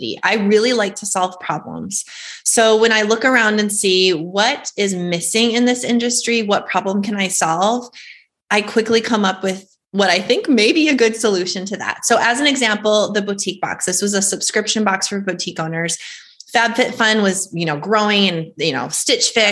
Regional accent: North Dakota, United States; I was born and raised in North Dakota

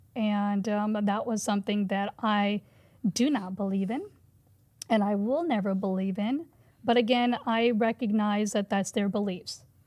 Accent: United States; I'm a Hindu, but I didn't talk about my religion growing up in the Quad Cities

